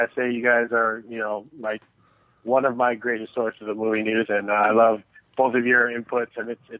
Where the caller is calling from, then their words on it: Chicago, Illinois, United States; calling from Chicago.